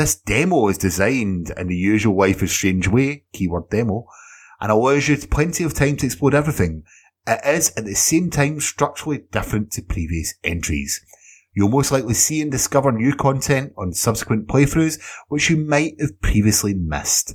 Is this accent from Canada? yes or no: no; Scotland, United Kingdom; Edinburgh, which is a city in Scotland, of course, my country of birth and where I stay now.